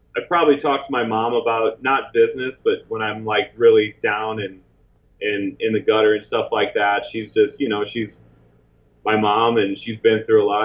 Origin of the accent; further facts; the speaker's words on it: St. Louis, Missouri, United States; moved away as an adult; also born or lived in Chicago, Illinois; now in Los Angeles, United States; I'm originally from St. Louis, and then I moved to Chicago when I was like in high school